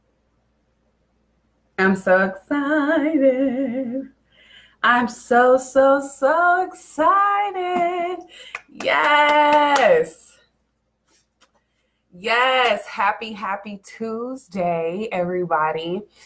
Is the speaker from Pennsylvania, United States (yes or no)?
no; Kansas City, Missouri, United States; I come from Kansas City, Missouri. I was actually moved all around Kansas City, honestly. I first started off, I lived in the west side of Kansas City, which when I grew up was a high area